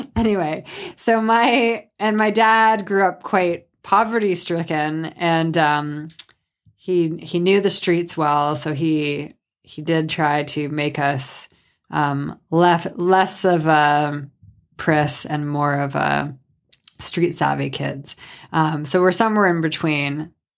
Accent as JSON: {"language": "English", "town": "Sault Ste. Marie", "region": "Ontario", "country": "Canada", "tie": "born or raised there", "said": "I'm from Sault Ste. Marie, Ontario, which is on Lake Superior"}